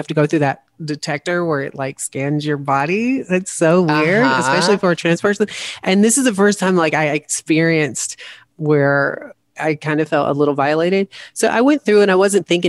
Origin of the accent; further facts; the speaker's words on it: the South, United States; growing up in the South